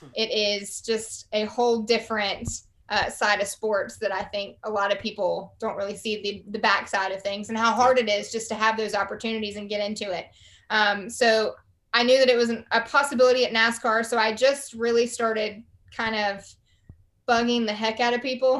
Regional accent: Charlotte, North Carolina, United States; accent: Southern; I grew up right outside of Charlotte

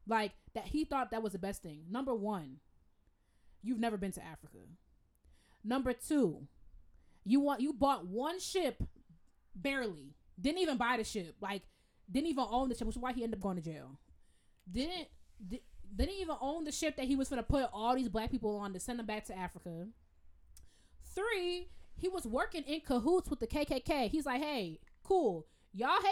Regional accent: Jamaica; I'm Jamaican. Bless up my people

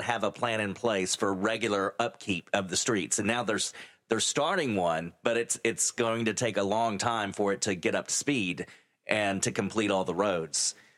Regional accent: San Angelo, Texas, United States; now in Midland, United States; my hometown, my original hometown of San Angelo

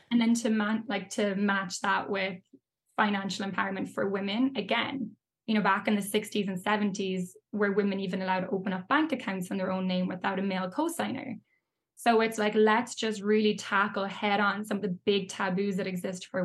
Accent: Ireland; yeah absolutely i mean you'll know as well, like growing up in Ireland, but like growing up anywhere, the whole topic of money is such a taboo.

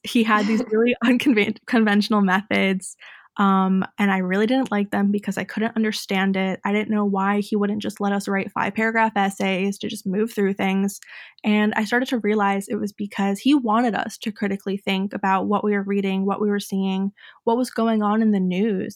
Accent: Fairfield, Connecticut, United States; I grew up in Fairfield, Connecticut

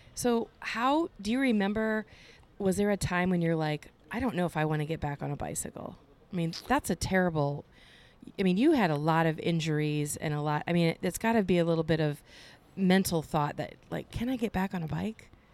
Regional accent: Cedar Rapids, Iowa, United States; in my hometown in Cedar Rapids

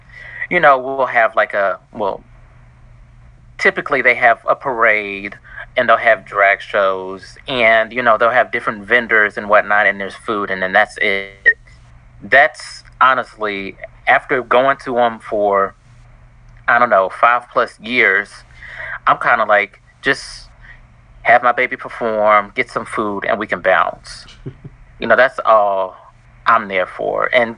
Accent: Kentucky, United States; accent: country; Oh, Kentucky.

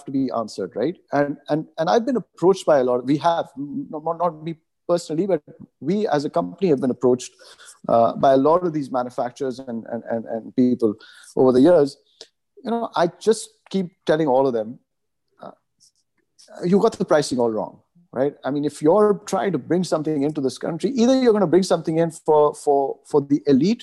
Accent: Pakistan; moved away as an adult; also born or lived in Canada; I moved from Pakistan after my high school and I went for college to Canada

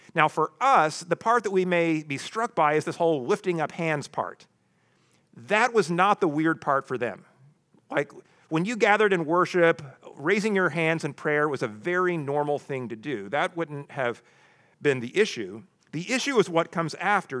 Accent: the Ozarks, United States; I grew up in the Ozarks

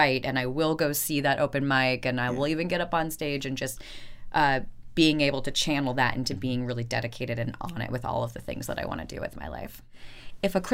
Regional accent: Florida, United States; also born or lived in Chicago, Illinois; I was born in Chicago, Illinois, and when I was 3 months old, we moved down to Florida because my grandmother was living down there and was diagnosed with cancer, and it was one of those things where we thought we'd go for a couple months and then never left. Yeah. And so I grew up in a small beach town in Florida

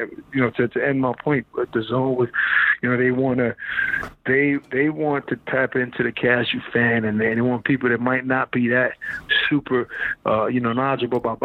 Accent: New York, United States; We're both from New York

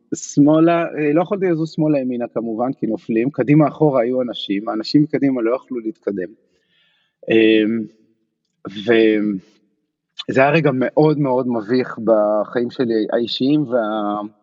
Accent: Haifa, Haifa District, Israel; moved away as an adult; also born or lived in Barcelona, Spain / Paris, France; now in New York, United States; אני חיפאי, מאוד רציתי להישאר בחיפה

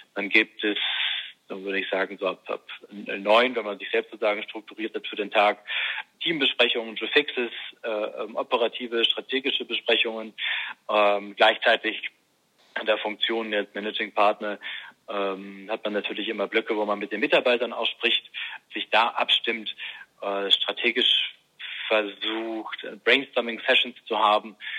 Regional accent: Bremen, Germany; moved away; also born or lived in Münster; als Schülersprecher in Bremen, wo ich aufgewachsen bin

